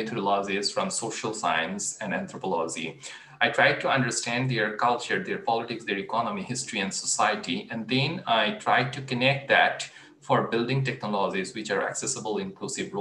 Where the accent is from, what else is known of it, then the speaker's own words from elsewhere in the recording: Bangladesh; I grew up in Bangladesh in late 1990s